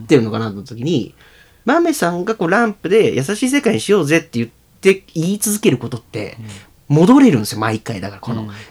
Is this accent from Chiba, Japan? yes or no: no; Tokyo, Japan; moved away as an adult; now in Nagano, Japan; 東京で育って生まれて